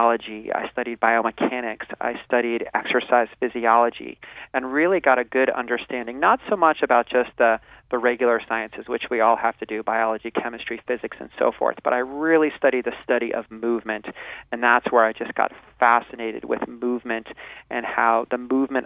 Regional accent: New Jersey, United States; moved away as an adult; also born or lived in Arizona; now in California, United States; I'm a transplant from New Jersey, and I grew up in New Jersey

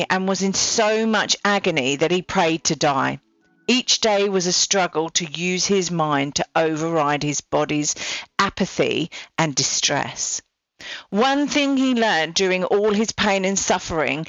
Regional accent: England, United Kingdom; now in Australia; I'm English

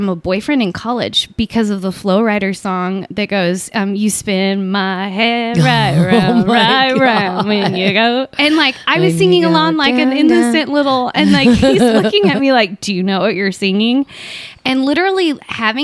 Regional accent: Southern California, United States; also born or lived in Washington; I grew up here in Southern California. And born and raised in the same place

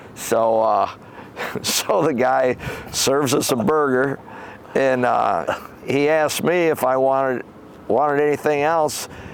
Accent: Howell, Michigan, United States; I grew up in Howell on a farm on Clyde Road

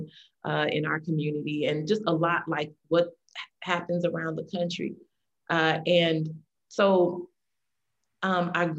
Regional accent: St. Louis, Missouri, United States; Growing up in the St. Louis area

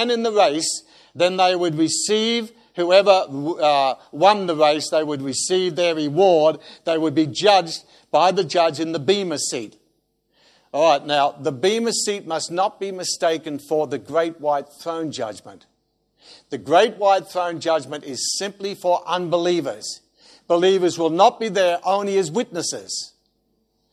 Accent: Australia; being an Australian

